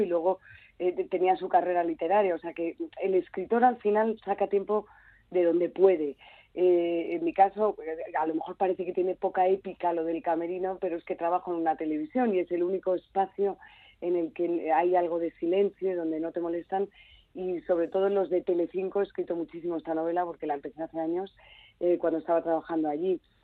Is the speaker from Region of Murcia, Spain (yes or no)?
no; Galicia, Spain; Galicia es, una, es mi tierra mm, de, niñez